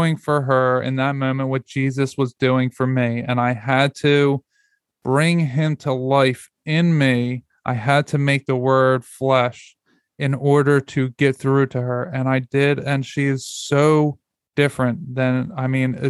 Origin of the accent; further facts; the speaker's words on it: Philadelphia, Pennsylvania, United States; moved away as an adult; now in Georgia, United States; we live in Georgia. We moved 750 miles away from Philadelphia, where we're from